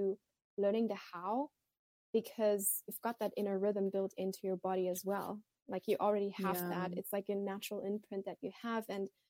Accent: Thailand; also born or lived in Germany; Personally, growing up in Thailand, in Germany, I struggled a lot with just seeing periods and menstrual cycles as a natural and normal thing

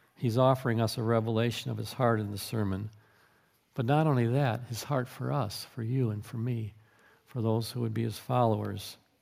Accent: United States

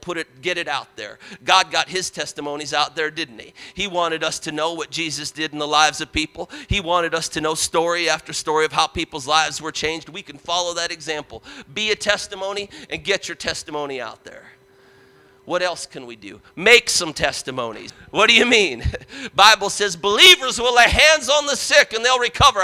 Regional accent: Parma, Ohio, United States; I grew up outside of Cleveland in Parma, Parma, Ohio

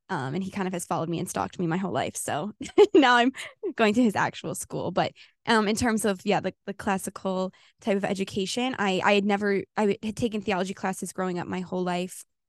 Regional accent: Illinois, United States; moved away as an adult; now in California, United States; I'm from Illinois

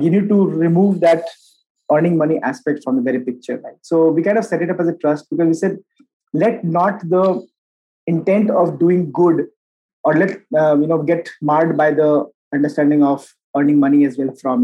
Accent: Bihar, India; moved away; also born or lived in Bangalore; I am from Bihar originally

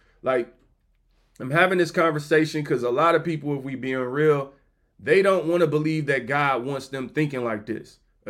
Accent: Detroit, Michigan, United States; You know, I'm from Detroit, dog. Like, I started here.

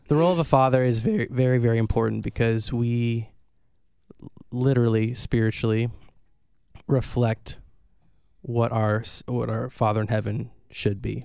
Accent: Houston, Texas, United States; also born or lived in Santa Barbara, California / Humble, Texas; I was raised in Houston

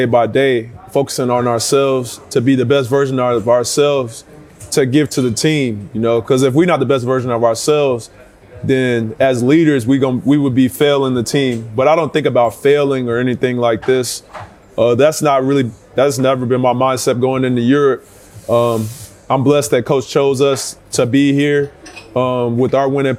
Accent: Texas, United States; accent: Southern; I'm from Texas, so I'm from the South. I got Southern, everything about South.

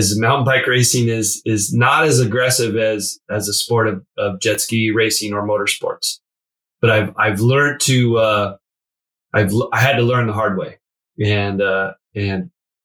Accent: Alaska, United States; moved away as an adult; now in San Diego, United States; I grew up in Alaska.

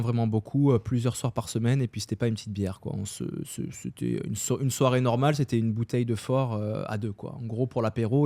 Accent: France; accent: French; moved away as an adult; also born or lived in Paris; now in Montreal, Canada; moi, je suis français d'origine, on l'entend sûrement à mon accent.

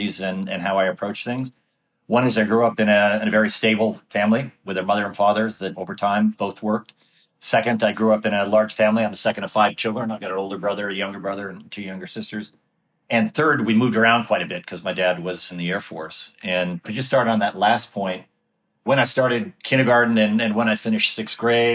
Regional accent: Los Angeles, California, United States; moved away as an adult; now in London, United Kingdom; growing up in Los Angeles before Proposition 13.

